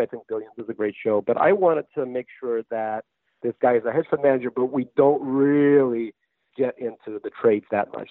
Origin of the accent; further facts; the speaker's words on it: New York, United States; also born or lived in Russia; I grew up in New York